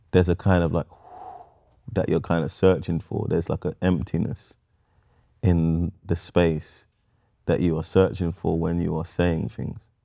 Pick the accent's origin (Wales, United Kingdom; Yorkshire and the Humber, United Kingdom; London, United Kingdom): London, United Kingdom; I was born in Camden Town.